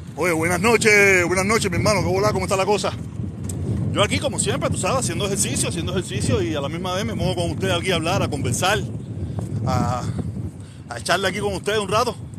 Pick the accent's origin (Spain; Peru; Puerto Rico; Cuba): Cuba; now in Miami, United States; Nací en Cuba